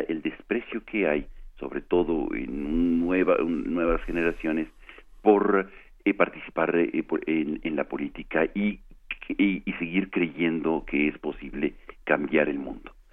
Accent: Mexico; nosotros como mexicanos

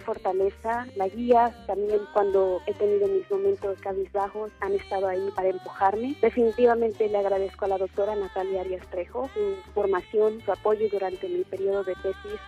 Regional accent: Toluca, State of Mexico, Mexico; Nací en Toluca, Estado de México, el 29 de julio de 1993.

